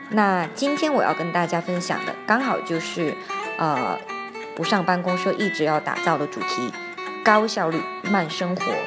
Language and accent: Chinese; Hainan, China; moved away; also born or lived in Argentina; 我小时候在海南的时候，我们就是在椰子树下的吊床下午睡